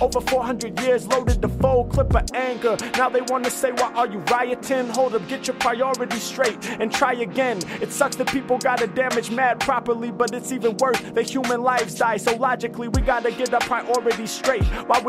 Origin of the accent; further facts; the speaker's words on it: Oregon, United States; It's probably in my blood cause I was born and raised in Oregon.